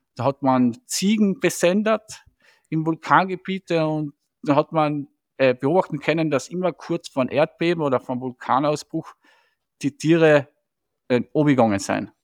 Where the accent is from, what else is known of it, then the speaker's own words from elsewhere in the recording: Striebach, Tyrol, Austria; ich bin ja in Striebach aufgewachsen